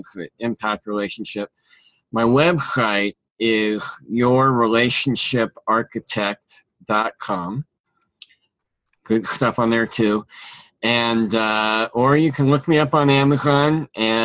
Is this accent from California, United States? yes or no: yes; California, United States; I was born in California